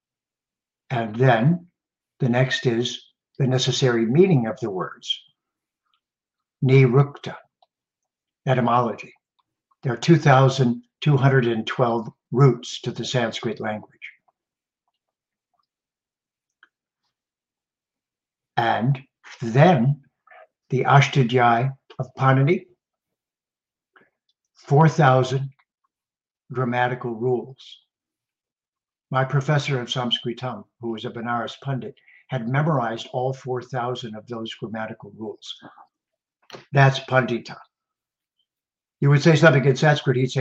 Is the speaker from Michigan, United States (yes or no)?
yes; Detroit, Michigan, United States; just a young man growing up in the Detroit area.